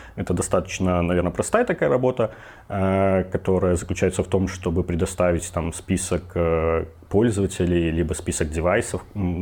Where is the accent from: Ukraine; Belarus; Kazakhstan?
Belarus; Minsk; я родом из Минска, мне тридцать три года